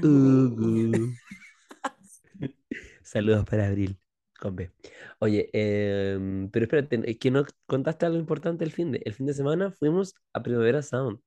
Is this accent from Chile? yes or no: yes; Chile; nuestra chilenidad